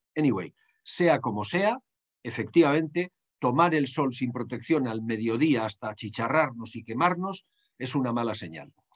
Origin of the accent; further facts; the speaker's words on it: Basque Country, Spain; En mi país, en el País Vasco